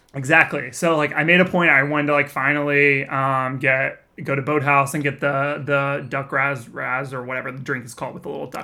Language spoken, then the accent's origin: English; Texas, United States; moved away as an adult; also born or lived in Austin, Texas; now in Southern California, United States; I grew up in Texas where it is also very humid